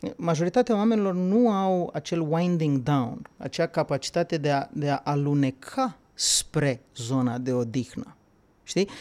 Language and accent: Romanian; Bukovina, Romania; eu sunt din Bucovina